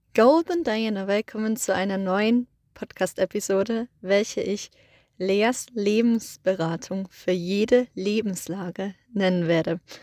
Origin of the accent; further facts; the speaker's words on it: Germany; now in Iceland; bei uns in Deutschland